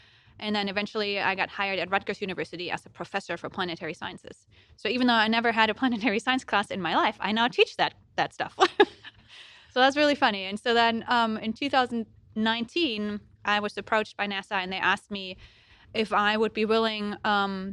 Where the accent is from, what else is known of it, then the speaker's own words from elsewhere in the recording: Germany; accent: German; English is a second language; moved away as an adult; you might hear a little accent when I talk, and that's because I'm German, and I was born in Germany, and I went to school there